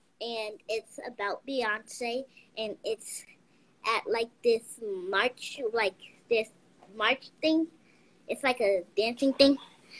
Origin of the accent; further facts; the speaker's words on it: Silver Spring, Maryland, United States; I'm 10 years old, and I'm from Silver Spring, Maryland.